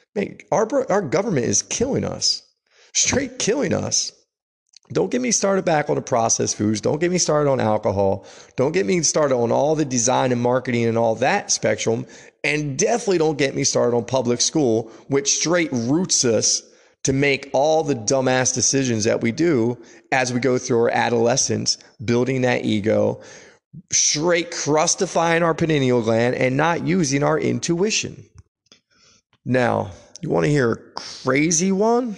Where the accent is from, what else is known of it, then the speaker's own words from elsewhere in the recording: United States; we're American